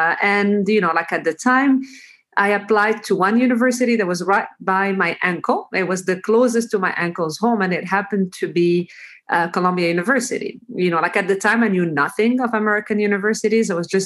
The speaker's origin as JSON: {"language": "English", "town": "Fez", "region": "Fès-Meknès", "country": "Morocco", "tie": "born or raised there", "also_born_or_lived": "New York City, United States / Toronto, Canada", "moved": "as an adult", "said": "childhood in Fez, where I'm right now. And so I was born and raised in Fez"}